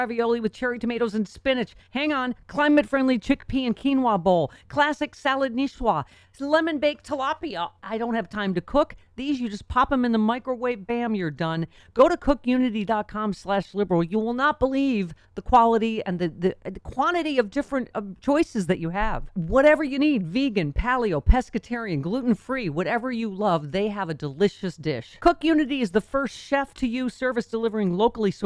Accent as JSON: {"language": "English", "town": "Buffalo", "region": "New York", "country": "United States", "tie": "born or raised there", "said": "Buffalo is my hometown. And, you know, Top Supermarket is where I shop my whole life"}